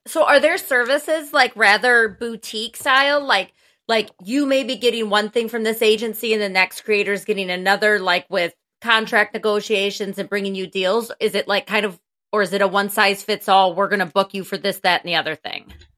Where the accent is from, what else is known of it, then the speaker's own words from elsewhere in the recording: Wisconsin, United States; accent: Wisconsin; my Wisconsin accent